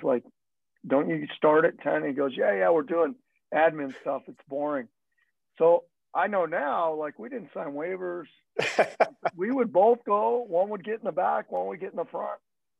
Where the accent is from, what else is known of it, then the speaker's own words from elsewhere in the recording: Phoenix, Arizona, United States; also born or lived in Southern California / Utah; I was not from the Pacific Northwest. I was from the Southwest. Grew up in Phoenix, grew up in LA or in Southern California. Not LA itself, but near there, Southern California, Utah, Arizona. That's where I lived in my youth.